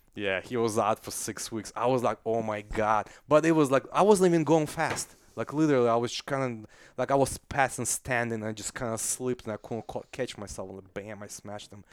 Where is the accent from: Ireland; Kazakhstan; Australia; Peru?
Kazakhstan; English is a second language; now in United States; I'm from Kazakhstan, I'm not from Russia, I'm from Central Asia.